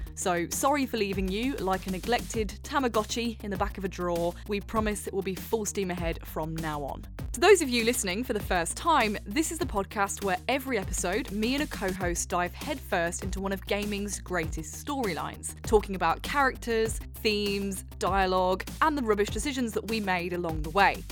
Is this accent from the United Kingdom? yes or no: yes; Wellingborough, East Midlands, United Kingdom; born or raised there